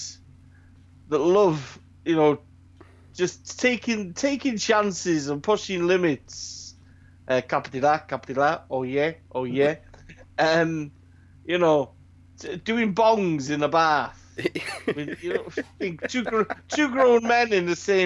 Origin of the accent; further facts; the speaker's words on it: Wales, United Kingdom; Growing up being Welshman, proud Welshman